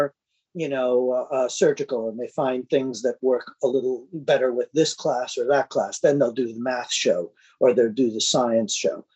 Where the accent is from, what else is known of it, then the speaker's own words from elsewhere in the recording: New York City, New York, United States; being a New Yorker